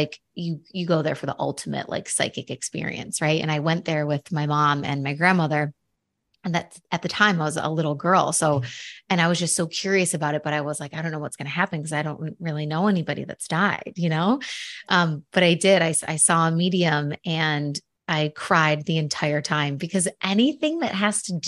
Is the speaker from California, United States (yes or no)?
no; Buffalo, New York, United States; I'm from Buffalo